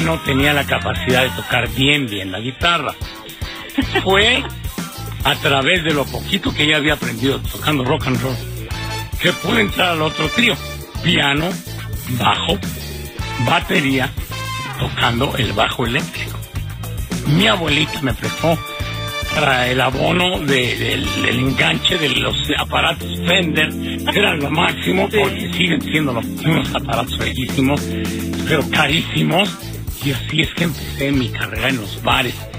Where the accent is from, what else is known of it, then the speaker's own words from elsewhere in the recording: Mexico; cómo somos los mexicanos